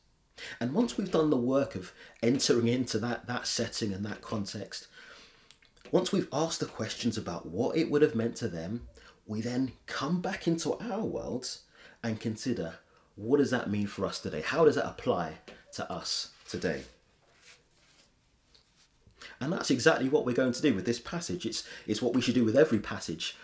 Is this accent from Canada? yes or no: no; London, United Kingdom; I grew up in London